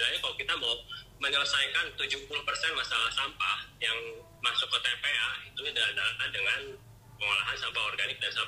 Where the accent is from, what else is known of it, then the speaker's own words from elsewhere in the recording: Bandung, West Java, Indonesia; asal dari kota Bandung kalau dulu sih kerjanya saya kerja di bank